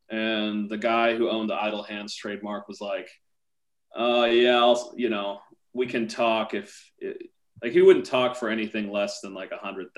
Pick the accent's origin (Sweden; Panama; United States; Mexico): United States; Portland, Oregon; Portland, Oregon.